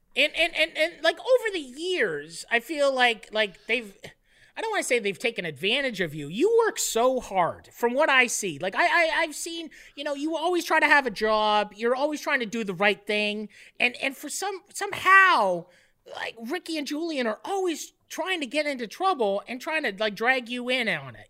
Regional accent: Canada; Being Canadian

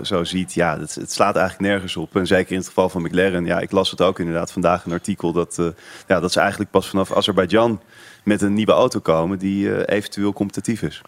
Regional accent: Netherlands; als Nederlander

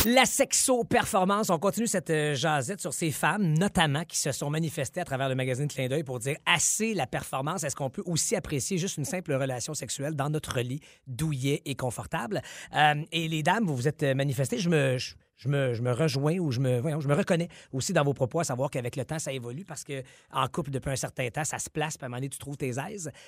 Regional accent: Quebec, Canada; ici chez nous au Québec

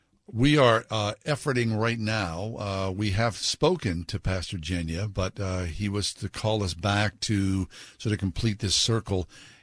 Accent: United States; as an American

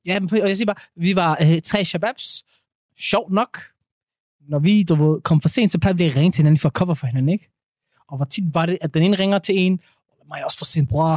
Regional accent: Ikast, Central Denmark Region, Denmark; Kom direkte ud fra Midtjylland jeg

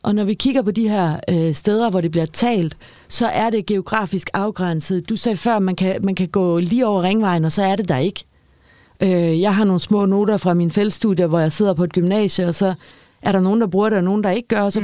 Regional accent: Aarhus, Central Denmark Region, Denmark; also born or lived in Copenhagen; vi boede i København de første tre år, og så startede jeg børnehaven og flyttede til Aarhus

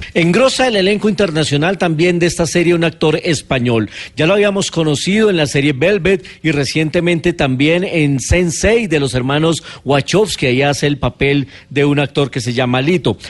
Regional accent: Colombia; somos muchos los colombianos decentes y buenos

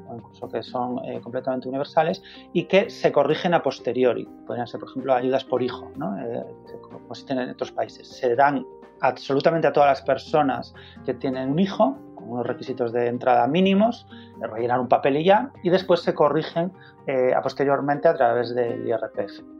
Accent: Spain

